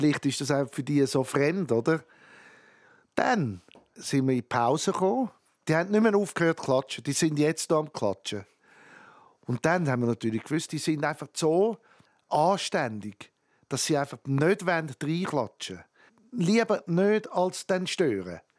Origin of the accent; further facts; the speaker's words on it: Switzerland; weil ich nicht auf Amerika zügeln Ich bin Schweizer.